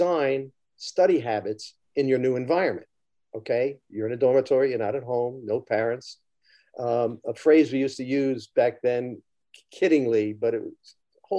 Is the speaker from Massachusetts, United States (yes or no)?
no; Mount Vernon, New York, United States; also born or lived in Texas; I was born in Texas. We moved back when I was about 2 years old, and my family was in Mount Vernon, New York.